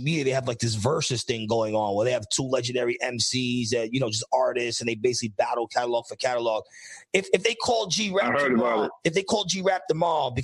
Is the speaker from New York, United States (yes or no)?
yes; New York City, New York, United States; I'm from the Bronx.